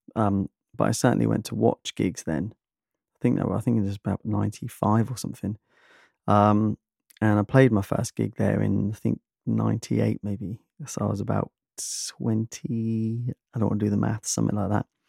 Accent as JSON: {"language": "English", "country": "United Kingdom", "said": "I'm British"}